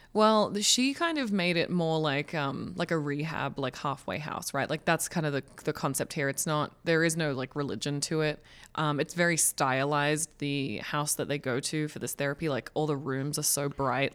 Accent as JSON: {"language": "English", "country": "Australia", "said": "as an Australian"}